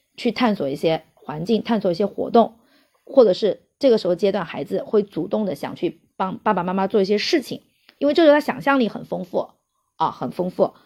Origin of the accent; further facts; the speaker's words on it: China; 我们中国人